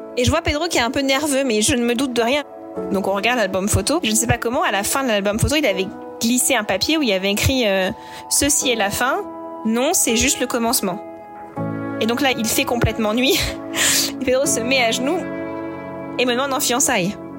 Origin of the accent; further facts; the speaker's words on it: Normandy, France; il sait que je suis normande